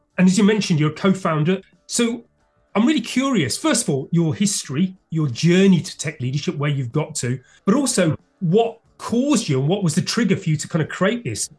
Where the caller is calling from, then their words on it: London, United Kingdom; and I'm speaking from London, UK.